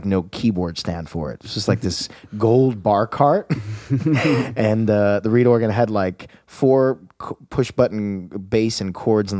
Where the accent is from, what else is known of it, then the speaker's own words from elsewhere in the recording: Long Island, New York, United States; I grew up on Long Island, not far from here. Maybe, let's say in car with no traffic, maybe 29 minutes